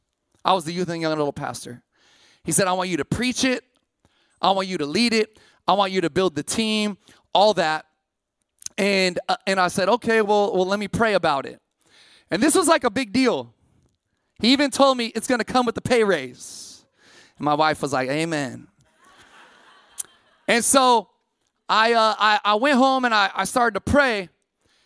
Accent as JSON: {"language": "English", "town": "Sacramento", "region": "California", "country": "United States", "tie": "born or raised there", "also_born_or_lived": "Massachusetts", "moved": "as an adult", "said": "I grew up in Sac, but I ended up on the East Coast"}